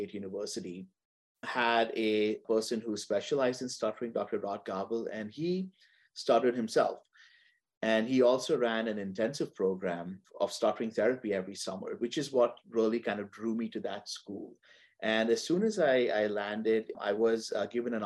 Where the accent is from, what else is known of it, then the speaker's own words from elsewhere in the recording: Mumbai, Maharashtra, India; moved away as an adult; now in Texas, United States; I'm originally from Mumbai in India, and I grew up there and I completed my undergraduate studies over there.